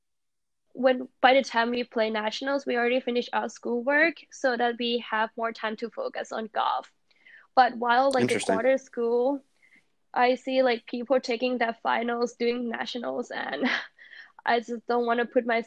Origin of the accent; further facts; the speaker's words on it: Thailand; now in United States; I came from Thailand